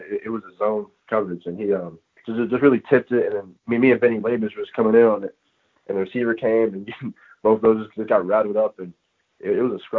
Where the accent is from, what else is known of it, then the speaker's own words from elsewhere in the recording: Missouri, United States; moved away as an adult; now in Illinois, United States; I'm from Missouri